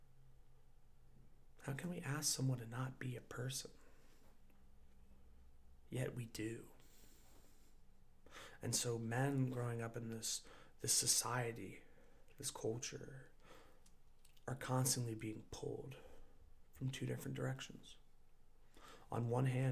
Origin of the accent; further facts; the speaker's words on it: United States; growing up in America